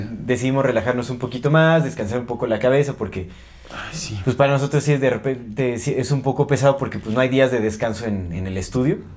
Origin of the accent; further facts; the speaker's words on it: Mexico; somos mexicanos